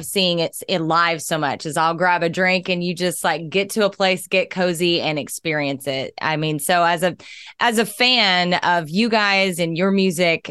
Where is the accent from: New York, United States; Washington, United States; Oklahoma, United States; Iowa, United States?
Oklahoma, United States; Southern; I was raised on blues and jazz and country because I'm from Southern Oklahoma